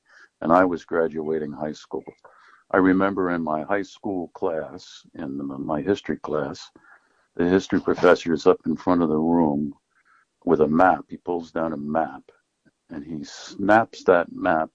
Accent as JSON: {"language": "English", "town": "New Paltz", "region": "New York", "country": "United States", "tie": "born or raised there", "also_born_or_lived": "Maine", "said": "I grew up in New Paltz, New York, which is where I'm speaking from at the moment. And I was born here, and I spent most of my life here"}